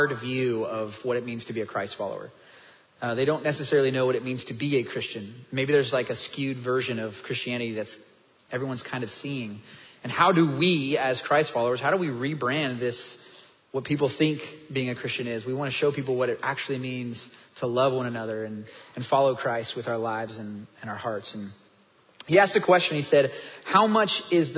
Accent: Kansas, United States; moved away as an adult; also born or lived in North Dallas, Texas; now in Dallas, United States; I'm from Kansas

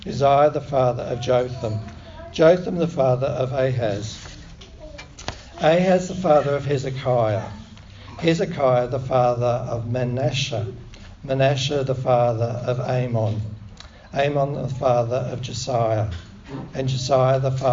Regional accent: Victoria, Australia; I was born in Victoria, and I learned to speak English differently to some other people. So when I read this Bible passage, you have to bear with my accent

